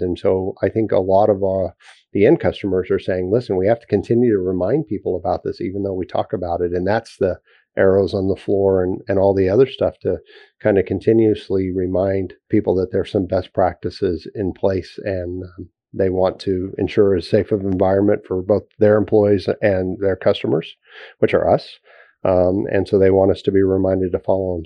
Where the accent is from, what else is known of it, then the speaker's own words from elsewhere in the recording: Texas, United States; as a Texan